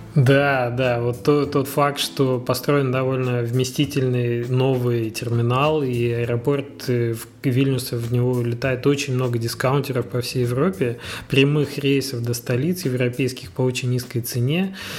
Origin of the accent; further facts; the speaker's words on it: Magnitogorsk, Chelyabinsk Oblast, Russia; вот как я, например, из Магнитогорска